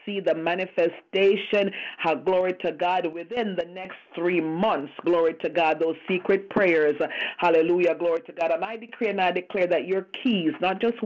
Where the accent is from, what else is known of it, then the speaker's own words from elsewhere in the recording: Montego Bay, Saint James, Jamaica; that's what we're like from Montego Bay